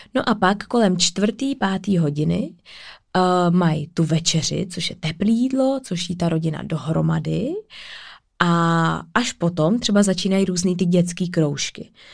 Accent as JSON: {"language": "Czech", "country": "Czechia", "said": "já jsem Češka"}